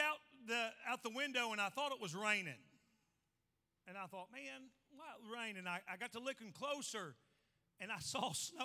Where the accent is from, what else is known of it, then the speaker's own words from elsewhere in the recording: Indiana, United States; I'm from Indiana